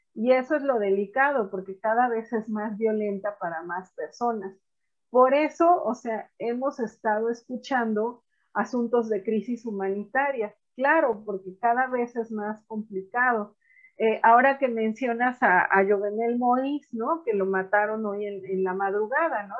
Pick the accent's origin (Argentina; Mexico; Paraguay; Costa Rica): Mexico; also born or lived in Puebla / Sinaloa; acá en casa que somos de Puebla y de Sinaloa